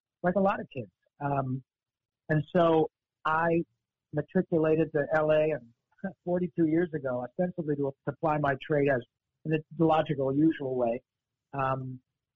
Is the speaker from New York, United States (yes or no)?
no; Michigan, United States; moved away as an adult; also born or lived in Los Angeles; I grew up in Michigan